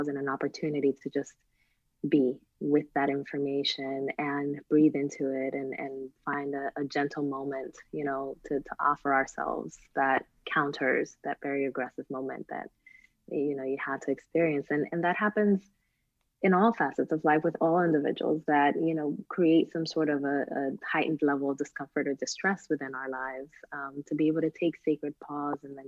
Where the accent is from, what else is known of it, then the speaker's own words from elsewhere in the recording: Newark, New Jersey, United States; I came from Newark, New Jersey